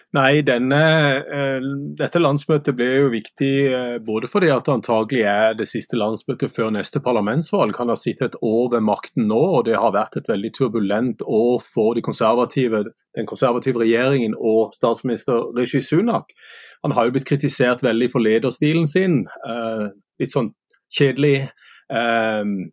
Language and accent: Norwegian; Sørlandet, Southern Norway, Norway